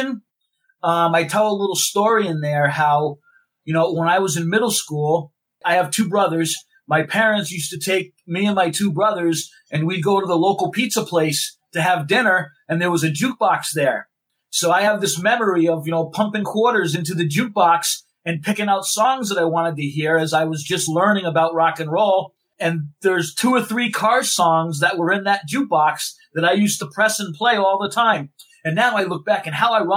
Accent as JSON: {"language": "English", "town": "Boston", "region": "Massachusetts", "country": "United States", "moved": "yes", "said": "I'm originally from Boston as well"}